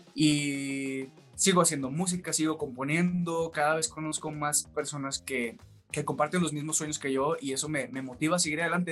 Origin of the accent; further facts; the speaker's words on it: Los Mochis, Sinaloa, Mexico; moved away as an adult; now in Mexico City, Mexico; empecé a cantar en, en Mochis, que es de donde yo soy